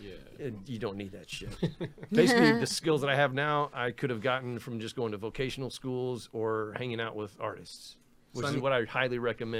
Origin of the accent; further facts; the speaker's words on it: Destin, Florida, United States; moved away as an adult; also born or lived in Sarasota, Florida; now in Los Angeles, United States; Well, I was up in northwest Florida. I'm from Destin, Florida. It's a little fishing village.